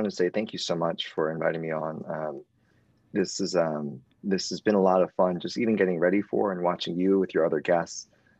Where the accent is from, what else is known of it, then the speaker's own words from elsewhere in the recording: New York City, New York, United States; You're from Queens, like I'm from Queens, and it was just how we are. We're just made in Queens.